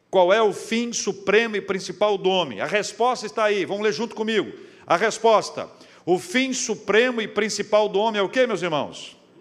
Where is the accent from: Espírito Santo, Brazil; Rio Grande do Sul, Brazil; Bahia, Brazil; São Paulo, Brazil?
Espírito Santo, Brazil; also born or lived in Vitória / Campinas; Eu sou do Espírito Santo, capixaba